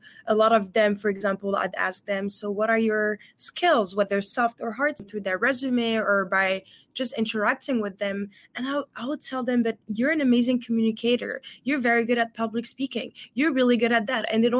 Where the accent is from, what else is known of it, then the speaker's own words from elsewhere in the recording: Morocco; English is a second language; I'm originally from Morocco, but I always say that I'm a global citizen, considering I've lived in 6 different countries so far and speak many different languages.